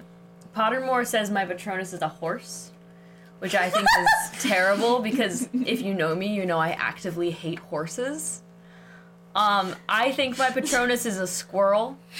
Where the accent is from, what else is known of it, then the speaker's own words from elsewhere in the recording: United States; because I'm American.